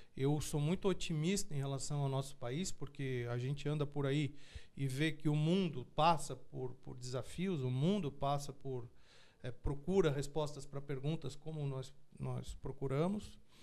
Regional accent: Tubarão, Santa Catarina, Brazil; E eu e meus irmãos somos naturais de Tubarão, do sul ah, do de estado.

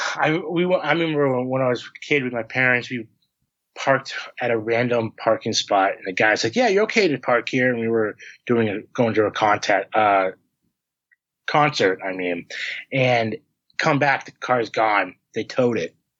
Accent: Harvard, Massachusetts, United States; I'm from Massachusetts, I'm like I'm from Harvard, and I get a lot of like, oh, you you um from the the Harvard University? I'm like, no, I'm from the town.

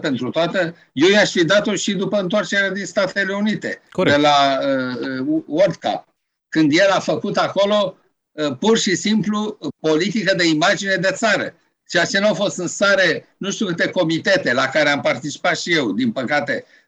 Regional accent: Romania; also born or lived in Alexandria; spun din România.

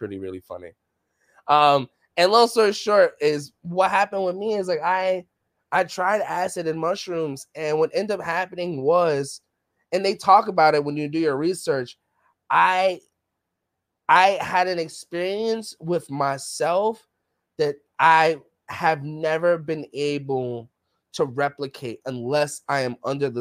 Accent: New York City, New York, United States; growing up in the Bronx, growing up in the hood

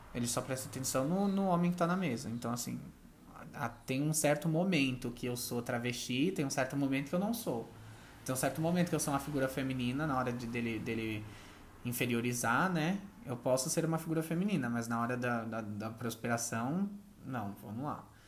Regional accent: São Paulo, Brazil; eu também cresci numa periferia, né? Cresci no Campo Limpo, ali no Jardim Catanduva

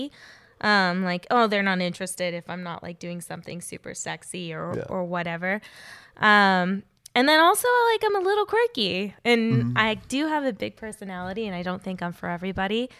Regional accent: Inland Empire, California, United States; moved away as an adult; also born or lived in Los Angeles; I grew up in the Inland Empire, and I moved to L.A. when I was 20

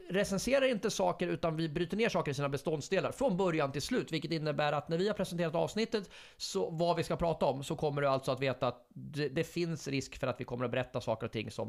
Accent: Fällingsbro, Örebro County, Sweden; jag är från Fällingsbro, man fick alltid smeknamn, alla, ett nytt smeknamn varje vecka

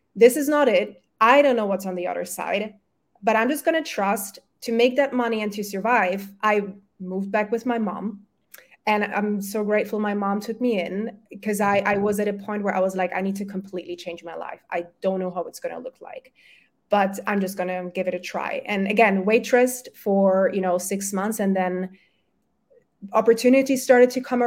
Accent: Germany; first language German and Polish; English is a second language; also born or lived in Poland; I was born in Germany, my family's from Poland

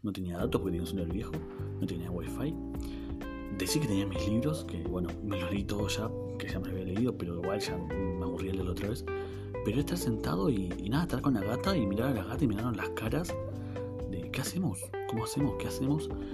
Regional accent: Neuquén, Argentina; soy de la ciudad de Neuquén Capital, al sur del país de Argentina. Eh, tengo 25 años, como les dije, nací acá en Neuquén, criado

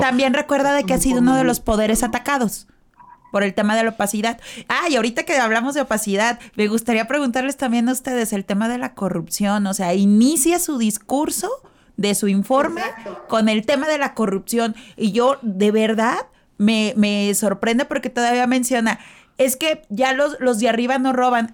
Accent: Mexico; nosotros como tal, como mexicanos, el pueblo, es exageradamente católico

